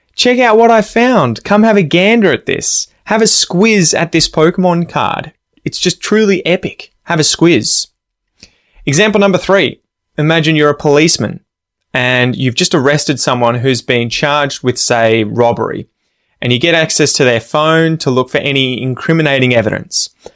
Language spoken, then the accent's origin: English; Australia; I'm an Aussie.